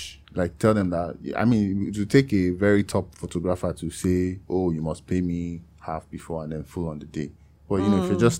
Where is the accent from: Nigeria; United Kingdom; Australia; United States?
Nigeria; I am Nigerian.